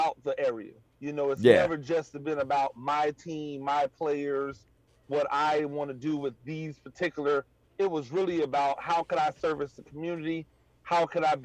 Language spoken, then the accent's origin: English; Tampa, Florida, United States; moved away as an adult; also born or lived in Paterson, New Jersey / Chicago, Illinois; now in Savannah, United States; I was born in Patterson, Jersey. I spent a little of my early youth in Chicago, Illinois, but the family's is in Tampa. That's where I spent my adolescence at.